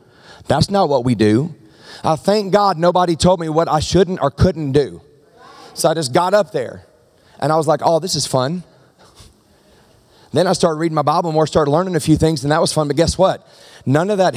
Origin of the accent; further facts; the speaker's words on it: the South, United States; now in Medford, United States; I'm from the South